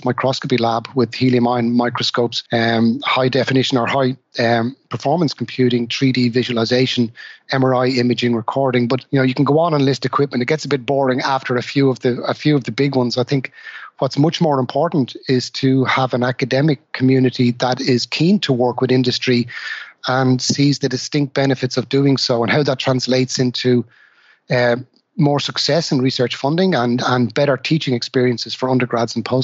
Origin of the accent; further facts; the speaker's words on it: Dublin, Leinster, Ireland; I'm originally from Dublin, Ireland